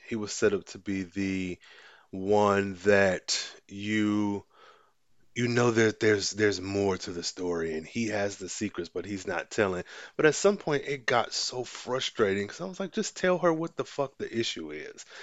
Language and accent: English; United States; I'm American